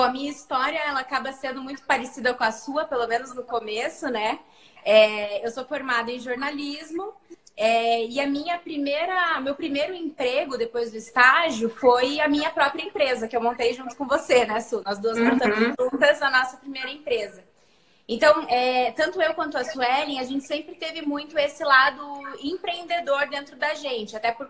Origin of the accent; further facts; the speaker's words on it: Cascavel, Paraná, Brazil; now in Curitiba, Brazil; é aí que eu vim de Cascavel para Curitiba. E desde então, estou aqui.